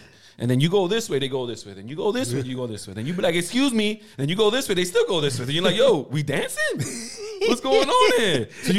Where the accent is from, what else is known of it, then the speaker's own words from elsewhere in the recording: New York City, New York, United States; As a New Yorker